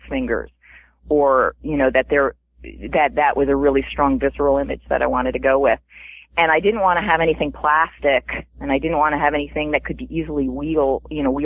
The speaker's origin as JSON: {"language": "English", "country": "United States", "said": "being an American writing in an English world"}